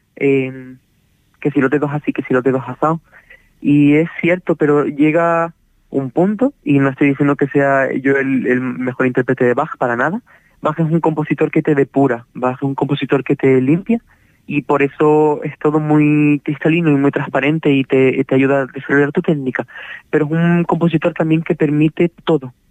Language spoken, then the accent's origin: Spanish; Canary Islands, Spain; nosotros, siendo canarios